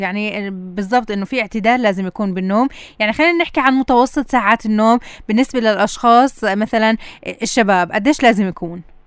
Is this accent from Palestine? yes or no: yes; Palestine; عندنا بفلسطين